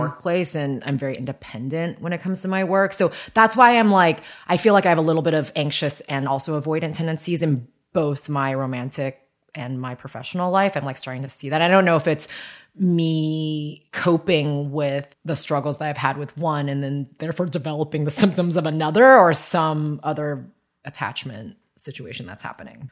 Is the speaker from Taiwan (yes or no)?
yes; Taiwan; moved away; also born or lived in United States; I was born in Taiwan. My parents had me in Taiwan and then they went to grad school. And so from zero, in, in America, and so from zero to five, my grandparents raised me.